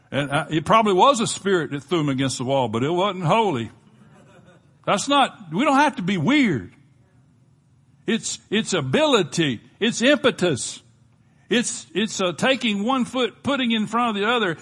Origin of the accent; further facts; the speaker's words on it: Gulf of Mexico, Gulf Coast, United States; where we grew up on the Gulf of Mexico